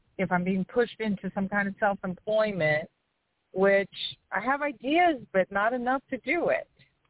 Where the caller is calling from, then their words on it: outside New Orleans, Louisiana, United States; I'm calling from Louisiana. Outside